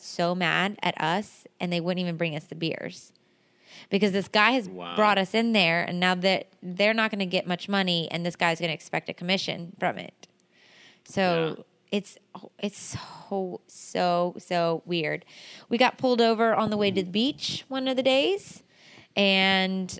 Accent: United States; we're like, America

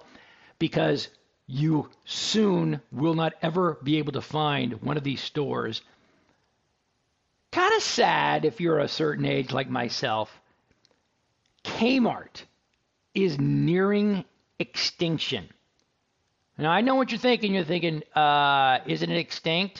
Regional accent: Dallas, Texas, United States; also born or lived in Houston; I'm from Dallas

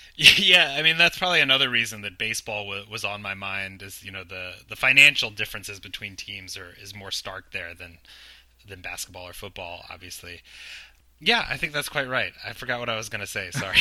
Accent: Virginia, United States; moved away as an adult; now in New York City, United States; I'm from Virginia

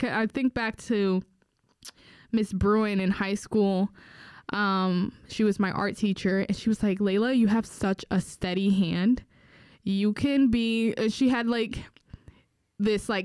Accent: Newark, New Jersey, United States; I grew up in Newark

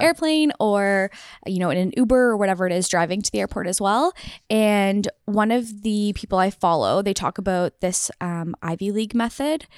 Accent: Waterloo, Ontario, Canada; I am from Waterloo, went to high school, university, and did my postgrad here.

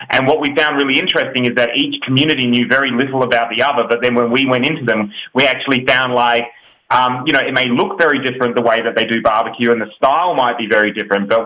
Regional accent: Australia; now in United States; so we're from Australia and we've recently moved to the US, so we're in the US now.

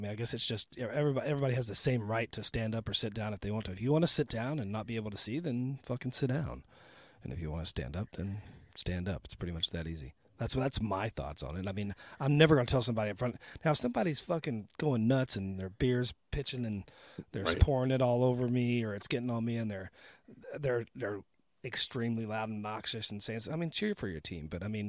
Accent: Texas, United States; I was born and raised in Texas around all those Cowboy fans. And I was an idiot and moved back to Texas for some more punishment.

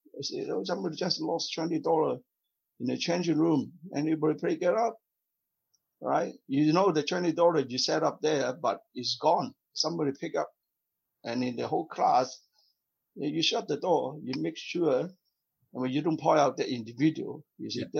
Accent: South Vietnam, Vietnam; moved away as an adult; now in Canada; I came from South Vietnam. I, I lost my home, my country because of communism, right? So I yeah. came to Canada

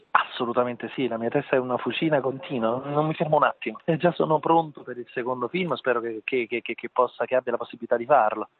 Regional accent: Naples, Campania, Italy; il nome della mia città, ovviamente è un omaggio alla mia terra, alla mia città

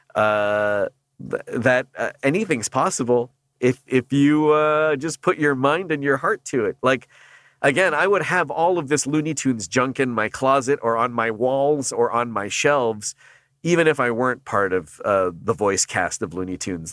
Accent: Canada; now in United States; being a Canadian

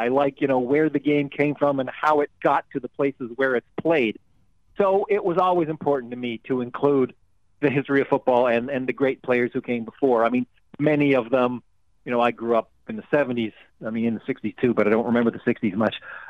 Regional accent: Toronto, Ontario, Canada; I grew up, I'm Canadian, I grew up in Toronto

